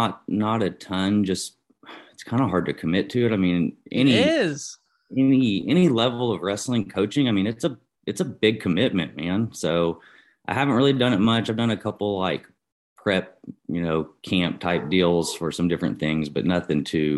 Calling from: Guthrie, Oklahoma, United States; I'm here in, well, technically it's Guthrie, Oklahoma, but basically kind of North Edmond, north of Oklahoma City.

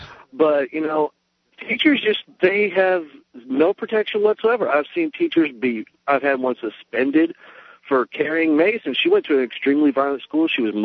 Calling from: Oxford, Alabama, United States

